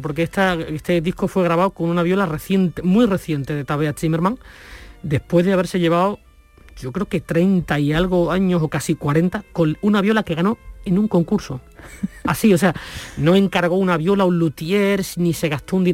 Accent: Nerva, Andalusia, Spain; desde mi pueblo, desde Nerva

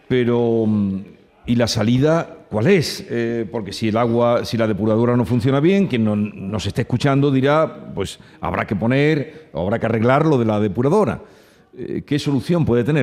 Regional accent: Villanueva de Córdoba, Andalusia, Spain; jarotes le llaman a los que somos de Villanueva de Córdoba, porque yo soy de este pueblo

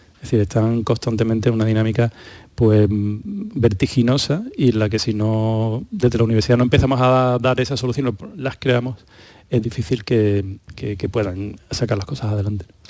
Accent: Málaga, Andalusia, Spain; now in Seville, Spain; yo, que vivo en Sevilla, aunque soy de Málaga

